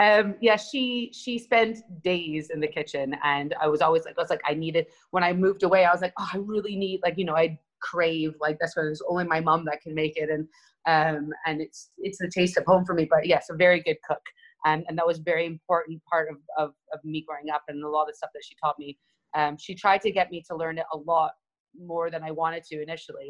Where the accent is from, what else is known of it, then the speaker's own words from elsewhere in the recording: Montreal, Quebec, Canada; I was brought up in Montreal, Canada, uh, place, a little suburb area called Côte Saint Luc